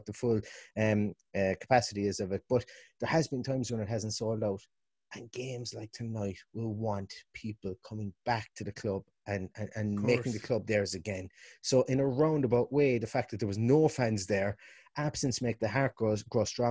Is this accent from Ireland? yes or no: yes; Limerick, Munster, Ireland; now in Galway, Ireland; from Limerick, living above in Galway